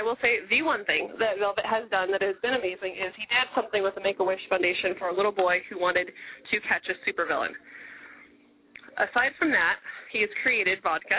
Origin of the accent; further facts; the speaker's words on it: Brooklyn, New York, United States; I'm actually from Brooklyn. You just can't tell because I disguise myself with a really crappy British accent.